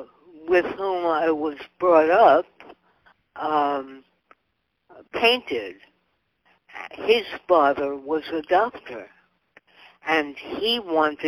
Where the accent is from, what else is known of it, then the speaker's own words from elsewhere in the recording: New York City, New York, United States; moved away; also born or lived in Boston; Far Rockaway, New York, which is a little town, maybe about 50 minutes outside of New York City